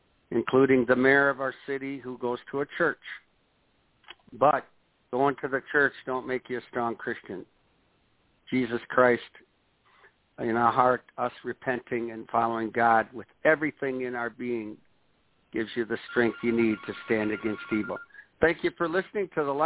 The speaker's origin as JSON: {"language": "English", "town": "Watertown", "region": "Wisconsin", "country": "United States", "tie": "born or raised there", "said": "my hometown"}